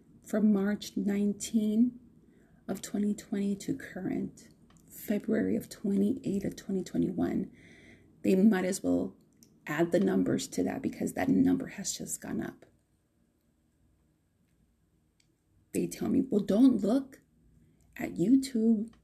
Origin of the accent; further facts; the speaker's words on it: United States; I am a Latina, Chicana, Mexican-American, American